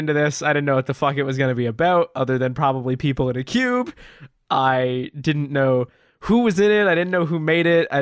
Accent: Canada; we're Canadian

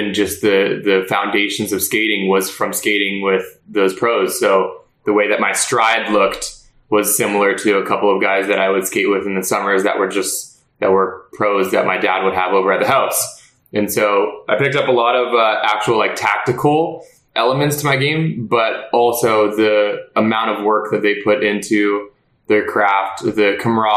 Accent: Los Angeles, California, United States; I was born in California. I became a Cali kid and immediately was put into hockey

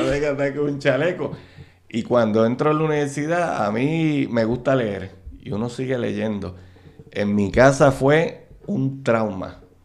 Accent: Carolina, Puerto Rico; yo soy natural de Carolina, este, del barrio, nacido y criado en el barrio Trapo de Carolina

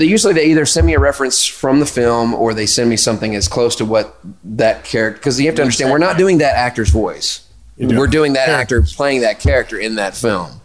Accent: Memphis, Tennessee, United States; accent: southern; I'm from Memphis

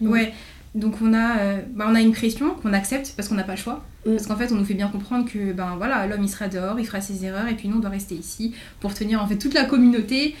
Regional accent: Chevilly-Larue, Île-de-France, France; je viens de, de Cheville-la-Rue, du coup, dans Val-de-Marne. Mm-hmm. j'ai fait toute ma primaire et mon collège là-bas.

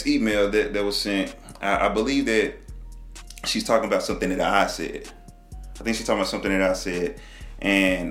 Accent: Texas, United States; I'm from Texas, man. You know, in Texas, we kind of relate with the South first

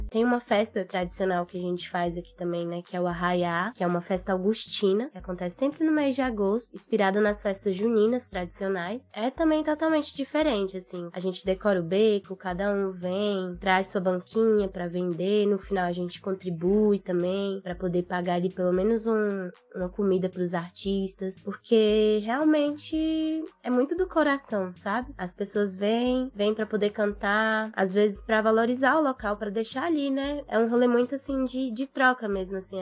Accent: Taguatinga, Federal District, Brazil; Nós dois crescemos aqui no Mercado Sul

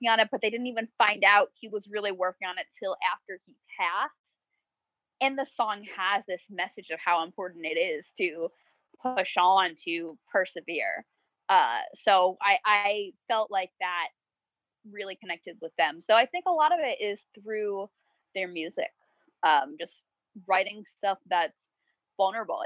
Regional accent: New Jersey, United States; I'm from New Jersey.

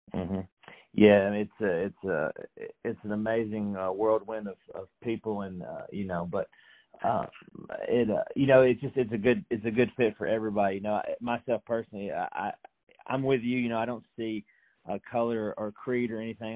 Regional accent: Franklin, Tennessee, United States; I'm from Franklin, Tennessee

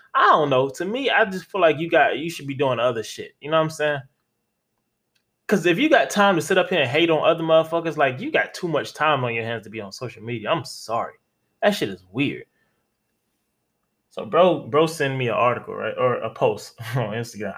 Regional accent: Florida, United States; I'm from Florida

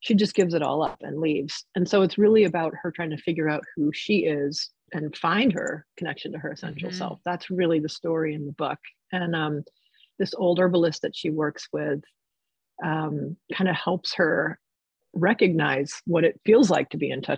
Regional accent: New Jersey, United States; moved away as an adult; also born or lived in New York City / England / Boulder / San Francisco; I grew up in New Jersey

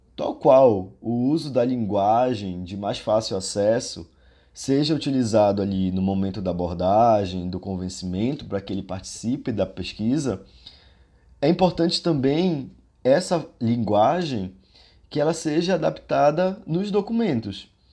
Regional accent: Pará, Brazil; minha raiz enquanto paraense e enquanto ser morador da região amazônica

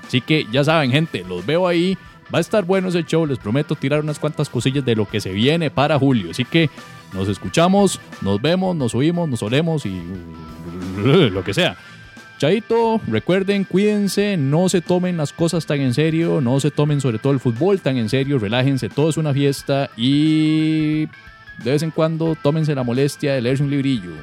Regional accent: Costa Rica

